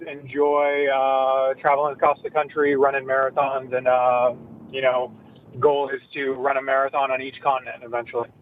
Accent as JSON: {"language": "English", "town": "San Diego", "region": "California", "country": "United States", "tie": "born or raised there", "also_born_or_lived": "Tarzana, California", "said": "I was born in Tarzana, grew up in San Diego"}